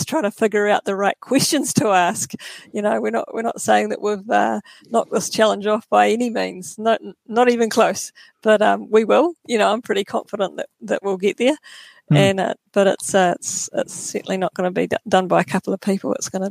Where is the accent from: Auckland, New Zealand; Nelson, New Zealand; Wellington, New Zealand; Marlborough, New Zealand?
Nelson, New Zealand; I've born and bred in Nelson, lived here all my life